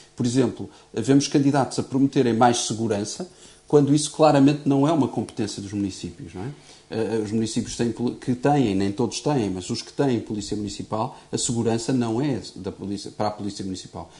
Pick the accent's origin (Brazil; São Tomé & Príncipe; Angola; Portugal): Portugal; enquanto português